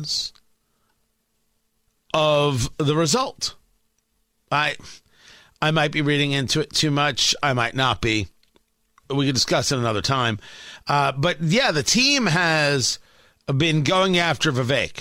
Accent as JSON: {"language": "English", "region": "New Jersey", "country": "United States", "tie": "born or raised there", "moved": "as an adult", "lives_now": "Indiana, United States", "said": "growing up in Jersey"}